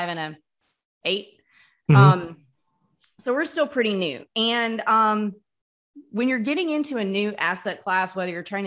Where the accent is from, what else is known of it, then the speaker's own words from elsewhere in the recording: Mississippi, United States; moved away; I grew up in Mississippi